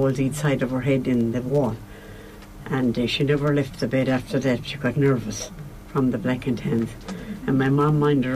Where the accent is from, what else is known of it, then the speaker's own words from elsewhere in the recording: County Roscommon, Connacht, Ireland; I'm from Lowtown Ballydengan at Low, County Roscommon